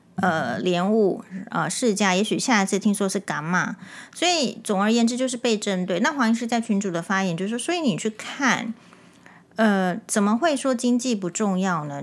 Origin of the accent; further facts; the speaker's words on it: Taiwan; 身为台湾人